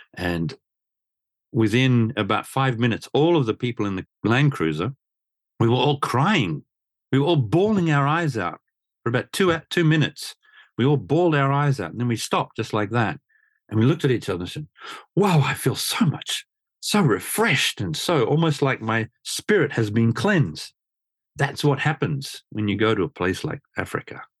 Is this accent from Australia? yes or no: yes; Australia; moved away as an adult; now in Japan; coming to Japan back in the late eighties, growing up in Australia